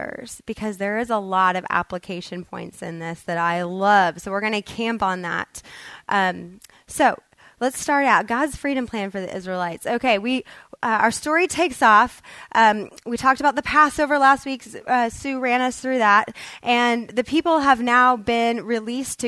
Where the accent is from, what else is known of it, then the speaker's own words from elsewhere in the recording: Kansas, United States; now in Texas, United States; I moved from Kansas, grew up, was raised there